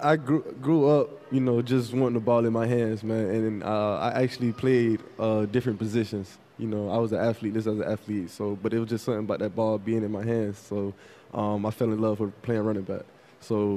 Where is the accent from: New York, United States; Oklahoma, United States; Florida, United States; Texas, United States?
Florida, United States; Fort Lauderdale; I'm from Fort Lauderdale